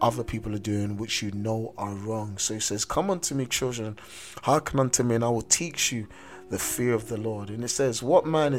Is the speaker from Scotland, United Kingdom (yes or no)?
no; London, United Kingdom; as a young man growing up in South London